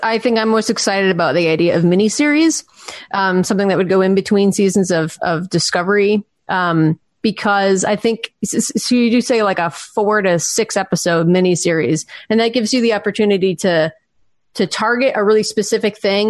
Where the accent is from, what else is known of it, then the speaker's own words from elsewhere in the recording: United States; I'm from the States.